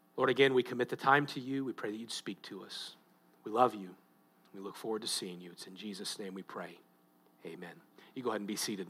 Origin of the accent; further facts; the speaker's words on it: United States; I'm, I'm proud of being an American. I'm proud of my country